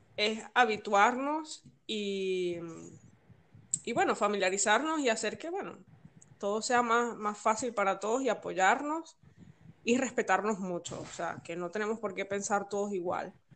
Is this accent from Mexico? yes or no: no; Venezuela; moved away as an adult; now in Valencia, Spain; yo soy venezolana y el país es mío